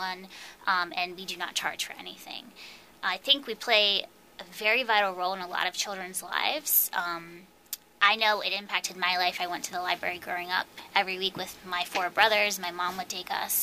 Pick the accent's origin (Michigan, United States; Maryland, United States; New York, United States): Maryland, United States; Hagerstown; moved away as an adult; also born or lived in Idaho / Clarion, Pennsylvania; now in Hanover, United States; I grew up in Hagerstown.